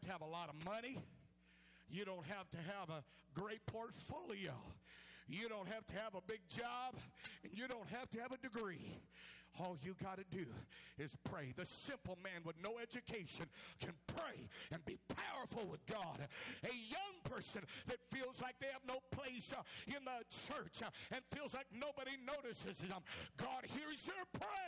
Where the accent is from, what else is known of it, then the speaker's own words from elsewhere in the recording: California, United States; I come from California